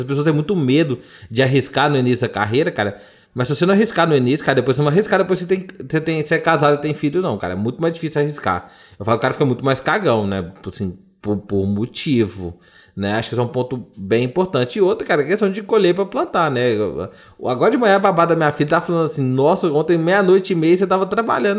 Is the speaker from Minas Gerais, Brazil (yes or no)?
yes; Sete Lagoas, Minas Gerais, Brazil; Eu sou de Sete Lagoas